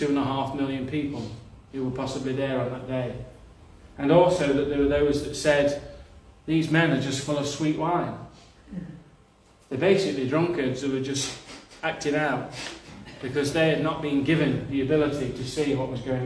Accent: Nottinghamshire, East Midlands, United Kingdom; I'm not from Yorkshire, but I'm from Nottinghamshire

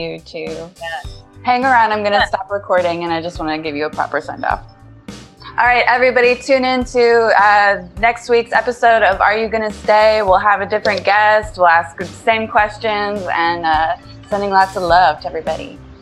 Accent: Indiana, United States; now in New York City, United States; I'm a transplant from Indiana.

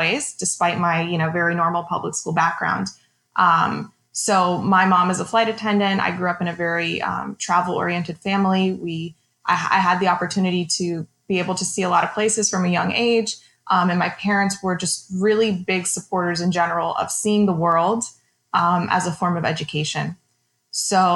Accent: South Florida, United States; growing up in South Florida

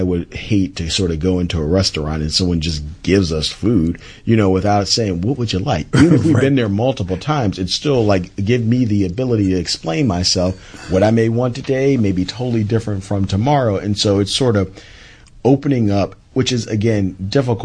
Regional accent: Philadelphia, Pennsylvania, United States; I'm from Philly

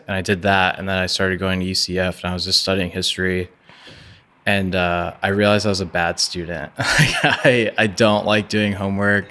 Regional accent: Orlando, Florida, United States; I grew up in East Orlando

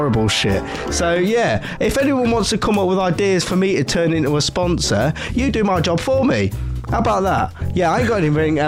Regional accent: Nottingham, East Midlands, United Kingdom; I'm from Nottingham.

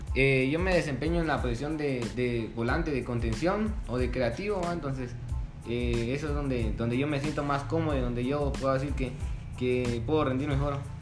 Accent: San Pedro Sacatepéquez, San Marcos, Guatemala; soy de acá de San Pedro

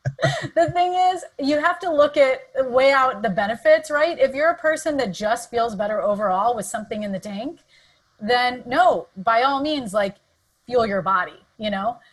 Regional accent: Southern California, United States; moved away as an adult; also born or lived in San Diego / Santa Barbara / San Francisco; now in San Francisco Bay Area, United States; Southern California is where I was born and raised

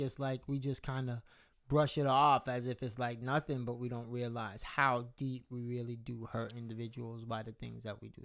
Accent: United States; being a black American, like uh like just not not from Jamaica, not from anywhere else, but just being American and being black

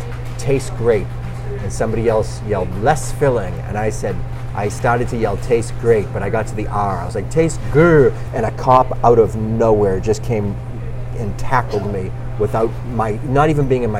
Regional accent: Revere, Massachusetts, United States; also born or lived in Saugus, Massachusetts / Southern California; I grew up in Revere and Saugus, and with the exception of living in Southern California and going to college

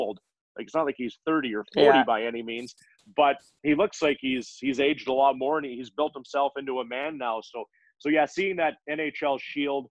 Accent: Humboldt, Saskatchewan, Canada; moved away as an adult; also born or lived in Duncan, British Columbia; now in Winnipeg, Canada; that's my hometown. My parents still live there

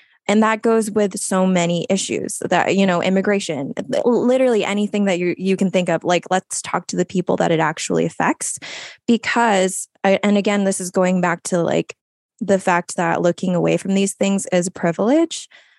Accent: Philippines; Like, I am a Filipino woman.

